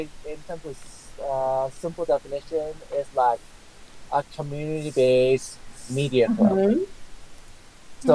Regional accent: California, United States; my home state is California

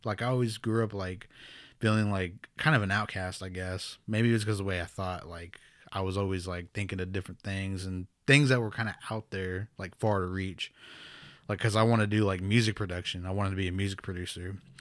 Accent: Pawnee, Oklahoma, United States; also born or lived in New Mexico; I'm from Pawnee, Oklahoma, here, born and raised.

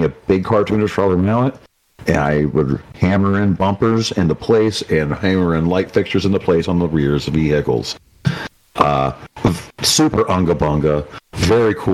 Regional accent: Appalachia, United States; also born or lived in Kent State (Ohio); they gave me a scholarship for being Appalachian as a minority

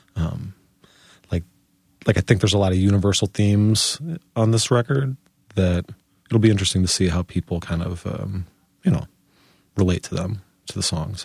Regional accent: Chicago, Illinois, United States; moved away as an adult; now in Portland, United States; if you were to ask me where I'm from, you know, I would tell you that I'm from Chicago

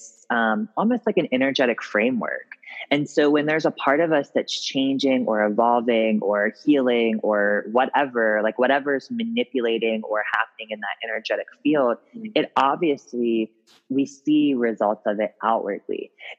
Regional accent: Ripley, Ohio, United States; also born or lived in Cincinnati, Ohio; I'm from a little town called Ripley, Ohio, which is like actually a really historical town

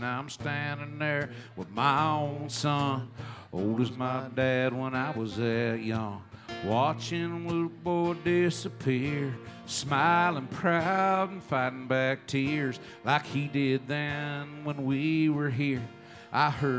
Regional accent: Texas, United States; also born or lived in Oklahoma; I grew up in Texas, but we had moved to Oklahoma, and he was going to die in Oklahoma in Tulsa.

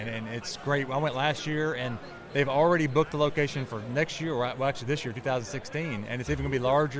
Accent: Nashville, Tennessee, United States; I'm from Nashville.

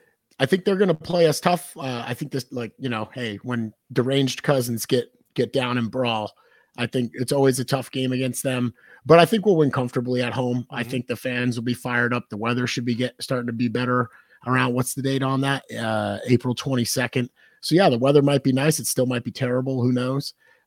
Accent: New Hampshire, United States; I've never heard anyone call Atlanta the A, and I'm from New Hampshire.

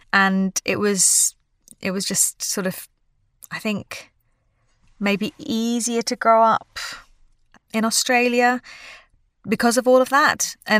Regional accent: London, United Kingdom; But I think growing up in London and in the sort of musical theatre world or acting world in general, it's sort of like a massive melting pot.

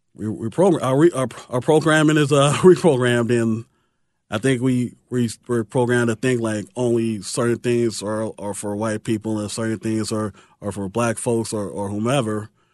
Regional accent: Chicago, Illinois, United States; I grew up, it was, it's right there at the hop, skip, and jump in the lake

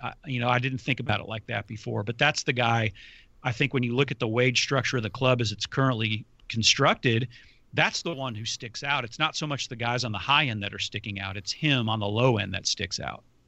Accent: United States; as an American

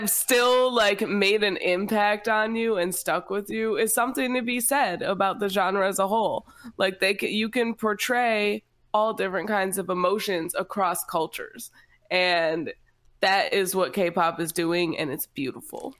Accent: United States; as an American

